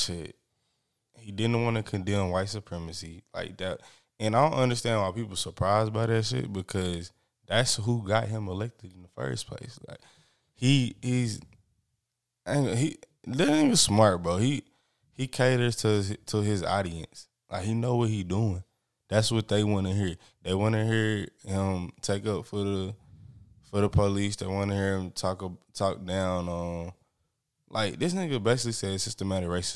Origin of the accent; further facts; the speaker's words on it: United States; as an American